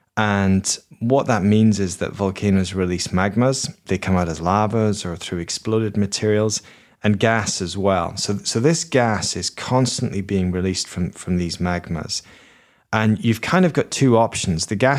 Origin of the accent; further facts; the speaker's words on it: Edinburgh, Scotland, United Kingdom; I grew up in Edinburgh in Scotland, and Edinburgh is a city which is built on seven hills, and they're all volcanoes.